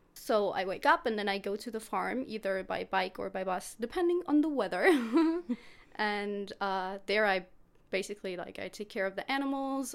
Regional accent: Germany; English is a second language; moved away as an adult; also born or lived in Stuttgart area, Germany; now in Växjö, Sweden; I'm 20 years old and I'm from Germany. I'm living close to Stuttgart.

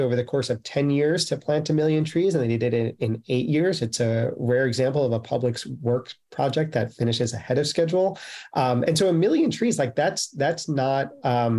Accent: New York City, New York, United States; as a New Yorker

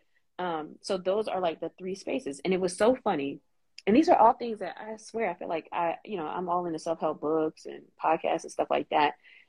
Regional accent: North Carolina, United States; now in Memphis, United States; I grew up in North Carolina, and then I'm in Memphis right now

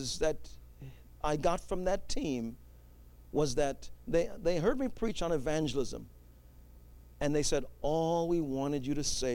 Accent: New York City, New York, United States; I grew up in New York City

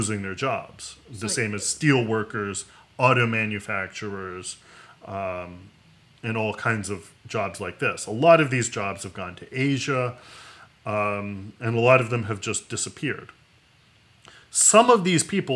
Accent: West Virginia, United States; my home state, a lot of people worked in coal mining

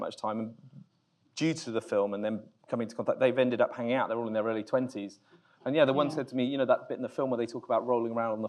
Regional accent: United Kingdom; I'm British

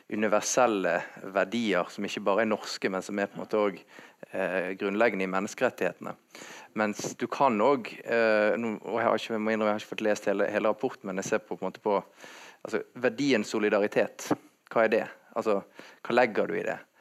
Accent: Bergen, Vestland, Norway; Jeg definerer meg mer som bergenser enn nordmann

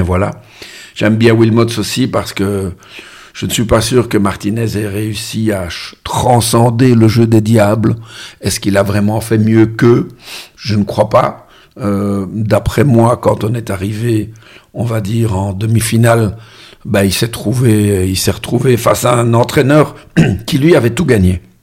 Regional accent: Molenbeek, Brussels-Capital Region, Belgium; l'endroit où je suis né à Molenbeek

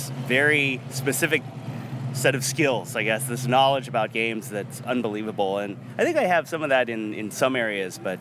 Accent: Ohio, United States; where I grew up in Ohio

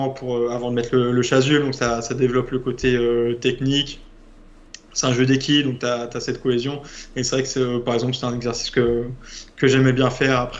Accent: France; also born or lived in Rio de Janeiro, Brazil; je suis français

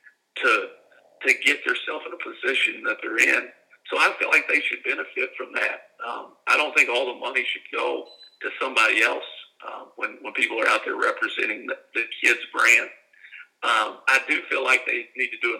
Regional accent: Kentucky, United States; moved away as an adult; also born or lived in South Louisiana; now in Mobile, United States; We're country folks from Kentucky

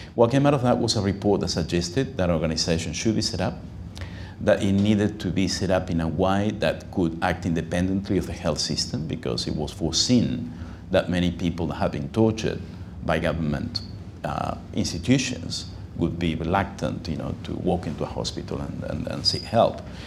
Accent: Uruguay; now in Sydney, Australia; I'm myself from Uruguay, I uh, spoke Spanish well.

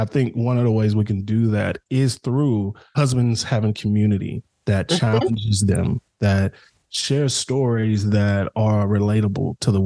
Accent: Dallas, Texas, United States; we grew up in the Pleasant Grove area of Dallas

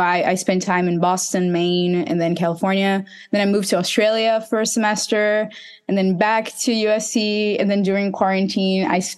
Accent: Recife, Pernambuco, Brazil; I'm from Recife. That's in the northeast of Brazil.

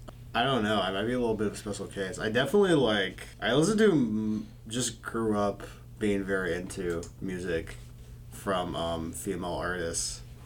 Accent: McKinney, Texas, United States; From McKinney, Texas.

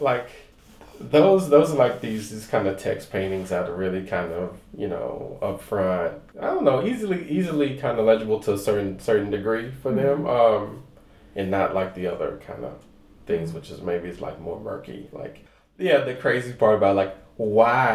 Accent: Missouri City, Texas, United States; growing up in Missouri City

